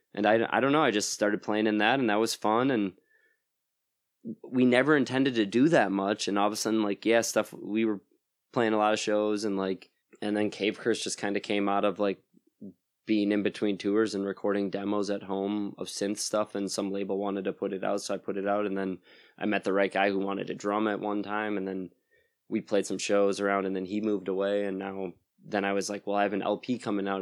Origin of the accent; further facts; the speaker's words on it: Plymouth, Wisconsin, United States; moved away as an adult; now in Madison, United States; I'm from, uh, Plymouth, Wisconsin originally, so that's near Sheboygan